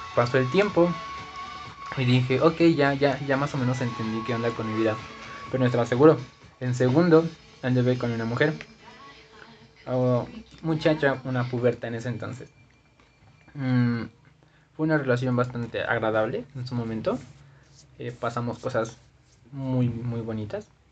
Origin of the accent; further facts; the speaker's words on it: Zumpango, State of Mexico, Mexico; Yo nací en el Estado de México, en Zumpango, San Sebastián